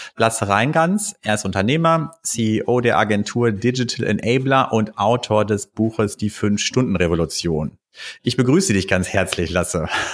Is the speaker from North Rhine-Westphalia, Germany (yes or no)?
yes; Bielefeld, North Rhine-Westphalia, Germany; moved away as an adult; also born or lived in Cologne; Ich bin ja selber auch aus Bielefeld